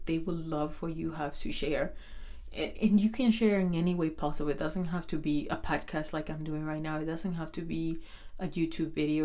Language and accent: English; Dominican Republic; I'm from Dominican Republic